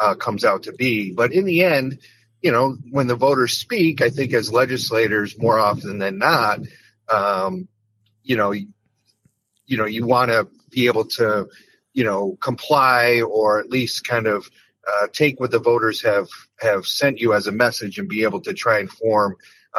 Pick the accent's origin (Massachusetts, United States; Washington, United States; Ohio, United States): Massachusetts, United States; West Springfield; My hometown of West Springfield made up the bulk of my House district.